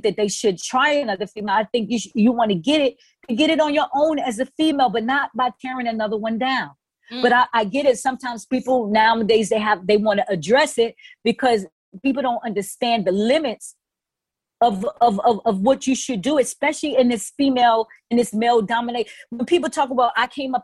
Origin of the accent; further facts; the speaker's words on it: New York City, New York, United States; I'm from the Bronx.